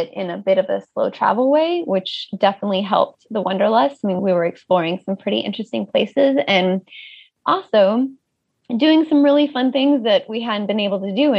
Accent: United States; moved away as an adult; as an American

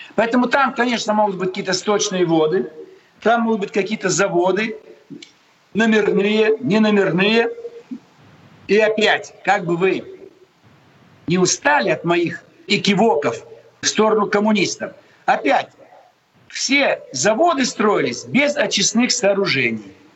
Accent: Almaty, Kazakhstan; now in Moscow, Russia; В детстве я жил в Алмате

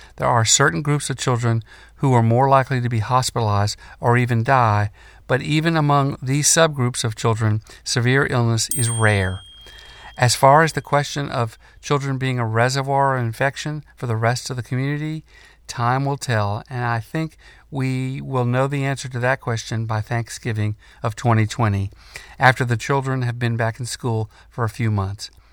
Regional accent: North Carolina, United States; The University of North Carolina, in my home state

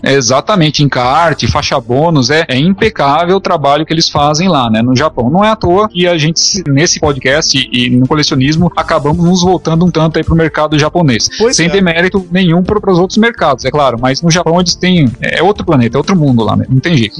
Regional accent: São Paulo, Brazil; Eu sou de São Paulo

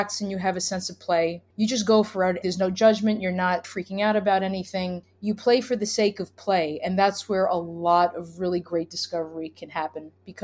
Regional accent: New York City, New York, United States; I'm from Brooklyn

